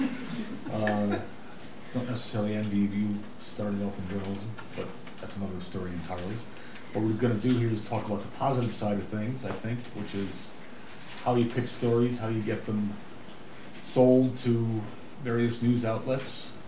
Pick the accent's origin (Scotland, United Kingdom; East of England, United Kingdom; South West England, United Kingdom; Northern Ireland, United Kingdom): Northern Ireland, United Kingdom; Belfast; also born or lived in Dublin, Ireland; now in Paris, France; I was born in Dublin and brought up in Belfast